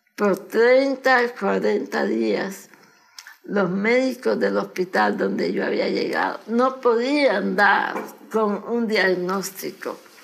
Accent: Managua, Nicaragua; born or raised there; moved away as an adult; now in United States

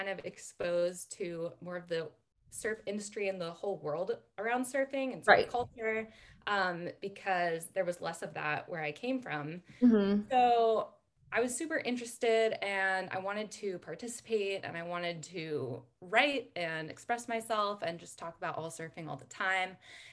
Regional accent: Northern California, United States; I grew up in Northern California and had kind of a rural NorCal upbringing.

